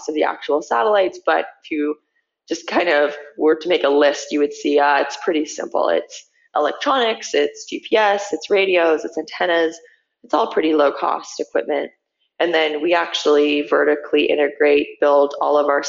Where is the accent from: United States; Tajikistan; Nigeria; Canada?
Canada; Manitoba; growing up in Manitoba, like driving out to my dad's family farm